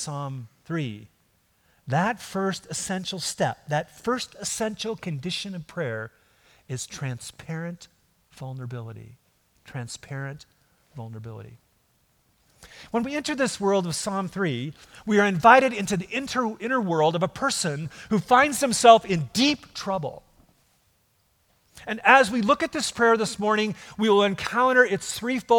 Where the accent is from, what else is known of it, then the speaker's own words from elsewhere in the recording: Minnesota, United States; growing up in Minnesota, in the boonies